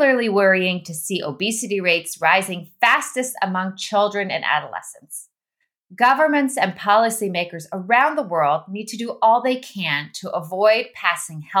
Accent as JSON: {"language": "English", "country": "Netherlands", "tie": "born or raised there", "also_born_or_lived": "Austria", "moved": "yes", "said": "I'm from the Netherlands, and I was raised in the Netherlands and in Austria"}